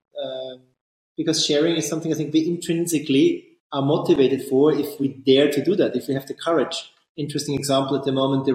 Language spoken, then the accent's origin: English; Austria; I'm from Austria